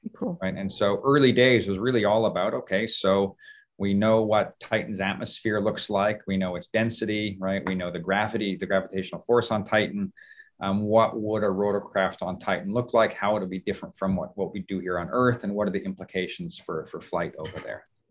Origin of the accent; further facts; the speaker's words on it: Canada; moved away as an adult; also born or lived in Seattle, Washington / Toronto; I grew up in Canada